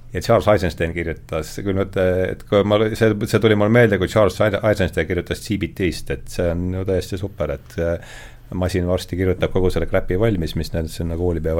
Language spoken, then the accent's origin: Estonian; Rakvere, Lääne-Viru County, Estonia; now in Tallinn, Estonia; ma olen Rakverest